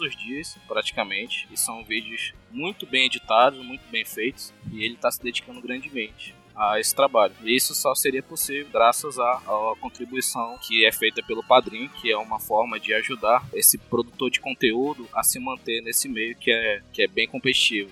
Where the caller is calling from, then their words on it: Manaus, Amazonas, Brazil; Falo de Manaus, Amazonas